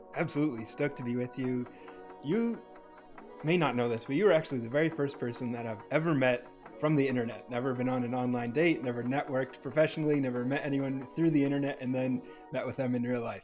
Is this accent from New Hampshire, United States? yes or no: yes; New Hampshire, United States; also born or lived in Southern California; now in California, United States; I'm from New Hampshire